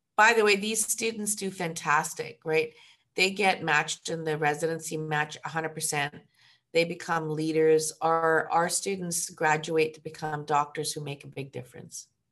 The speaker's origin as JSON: {"language": "English", "town": "Ottawa", "region": "Ontario", "country": "Canada", "also_born_or_lived": "Hamilton, Ontario / Kingston, Ontario / Toronto, Ontario", "moved": "as an adult", "said": "I'm from Ottawa"}